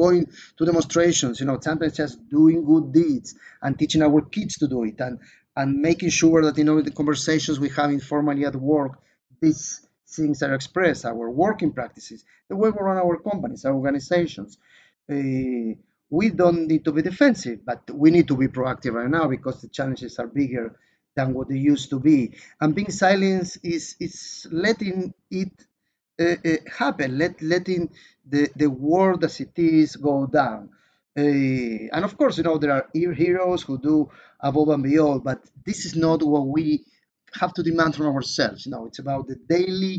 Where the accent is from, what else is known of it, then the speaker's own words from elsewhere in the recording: Israel; in my home country, Israel